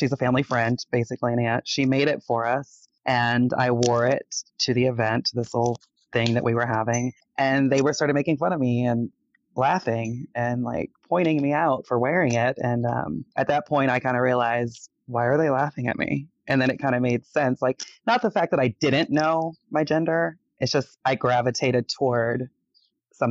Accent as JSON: {"language": "English", "region": "Florida", "country": "United States", "tie": "born or raised there", "also_born_or_lived": "Detroit, Michigan", "moved": "as an adult", "lives_now": "Las Vegas, United States", "said": "I've lived in the state of Florida my entire life, all the way from south to north"}